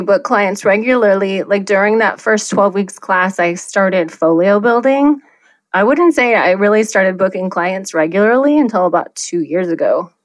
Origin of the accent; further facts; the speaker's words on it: Iowa, United States; now in Scottsdale, United States; So I have lived in Scottsdale for 20 years, but I'm originally from Iowa.